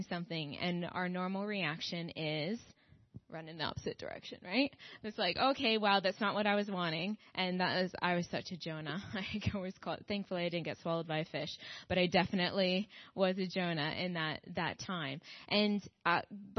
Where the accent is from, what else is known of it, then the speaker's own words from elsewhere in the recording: Minnedosa, Manitoba, Canada; moved away as an adult; also born or lived in Strathmore, Alberta; now in London, United Kingdom; I grew up in the Covenant Church in Minnedosa, Manitoba